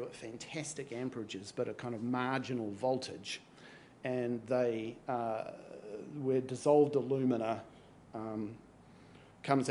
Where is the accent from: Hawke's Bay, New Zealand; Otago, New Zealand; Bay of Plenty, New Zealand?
Hawke's Bay, New Zealand; Napier; I'm from Napier.